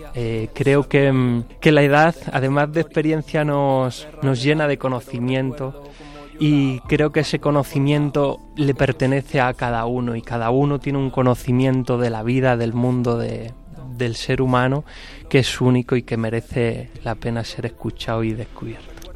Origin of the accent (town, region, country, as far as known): Aldea del Fresno, Community of Madrid, Spain